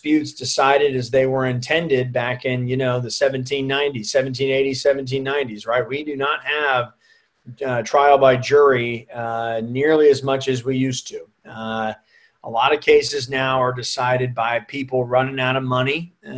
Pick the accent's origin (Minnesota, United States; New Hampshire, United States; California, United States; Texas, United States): Texas, United States; Plano; also born or lived in Dallas; raised up in Plano